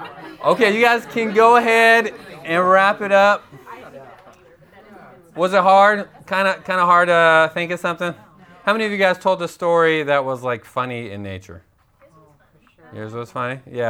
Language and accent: English; Tucson, Arizona, United States; moved away as an adult; we are from Tucson, Arizona. We moved here last summer.